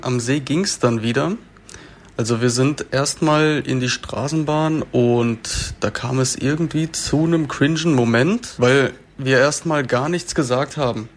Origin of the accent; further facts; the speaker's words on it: Freiburg, Baden-Württemberg, Germany; ich bin in Freiburg geboren und ich habe auch da ähm, 20 Jahre lang gewohnt